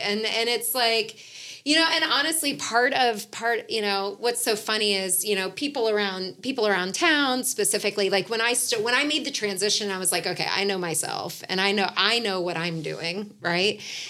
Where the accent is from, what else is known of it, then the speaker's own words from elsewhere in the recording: Atlanta, Georgia, United States; So anyway, my point with all of that is just growing up in Atlanta, it's like music was always just a part of all of us.